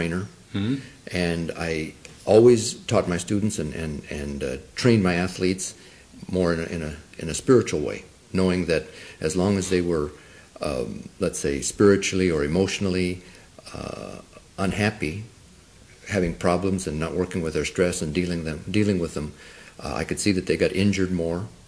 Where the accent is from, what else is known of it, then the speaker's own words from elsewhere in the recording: Arizona, United States; first language Spanish; English is a second language; I was born in Arizona, in the mountains, on an Apache Indian reservation, and I probably came to any kind of a city for the first time when I was about 7 years old, and I grew up speaking Spanish